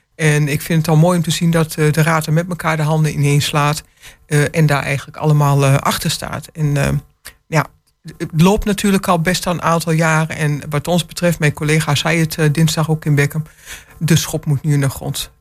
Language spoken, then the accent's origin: Dutch; Enschede, Overijssel, Netherlands; now in Hengelo, Netherlands; ik ben van huis uit, ik ben geboren in Enschede